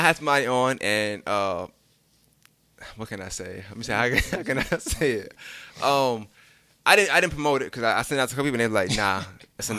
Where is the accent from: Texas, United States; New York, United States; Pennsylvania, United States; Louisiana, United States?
New York, United States; New York City; moved away; also born or lived in Augusta; I'm from Brooklyn